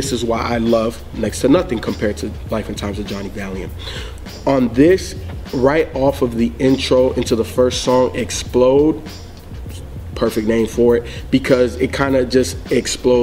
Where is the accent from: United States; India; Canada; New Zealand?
United States; the South; I grew up in the South